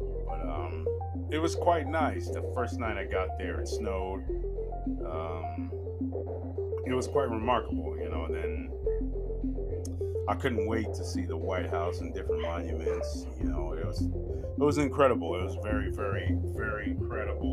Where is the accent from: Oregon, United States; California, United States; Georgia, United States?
California, United States; me born and raised in California